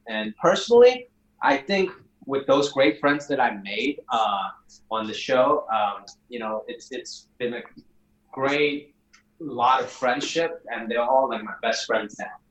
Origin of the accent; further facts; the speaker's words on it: United States; also born or lived in Hong Kong; where I came from in Hong Kong is a big part of it, and then where I grew up in America is equally as big.